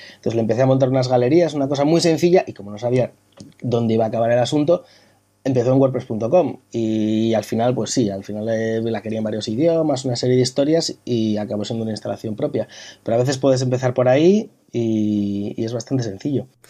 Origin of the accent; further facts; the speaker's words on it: Bilbao, Basque Country, Spain; now in Madrid, Spain; yo soy, soy de Bilbao, pasa que llevo muchos años viviendo en Madrid